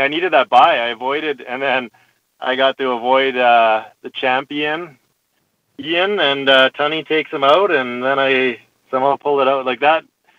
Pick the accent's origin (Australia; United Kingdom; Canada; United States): Canada; northern Saskatchewan; Originally, yeah, Saskatchewan, northern Saskatchewan. I'm sitting in Nipawin, which is fairly north.